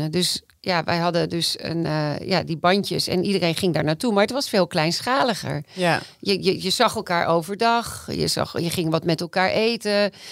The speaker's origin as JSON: {"language": "Dutch", "town": "Amsterdam", "region": "North Holland", "country": "Netherlands", "said": "ik ben wel Amsterdammer"}